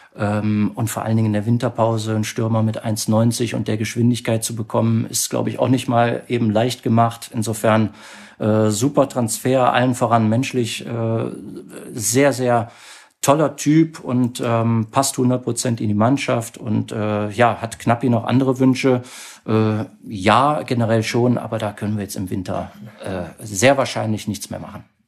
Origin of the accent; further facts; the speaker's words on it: Mönchengladbach, North Rhine-Westphalia, Germany; geboren in Mönchengladbach, auch dort aufgewachsen